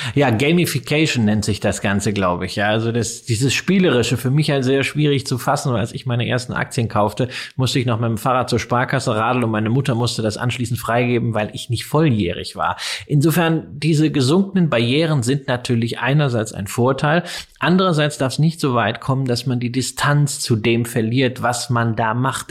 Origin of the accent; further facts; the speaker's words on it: Germany; als Deutscher